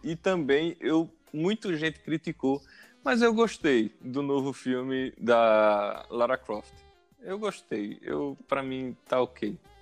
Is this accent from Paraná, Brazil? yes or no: no; Arapiraca, Alagoas, Brazil; also born or lived in Maceió; eu nasci em Maceió, mas minha infância e adolescência foi toda em Arapiraca.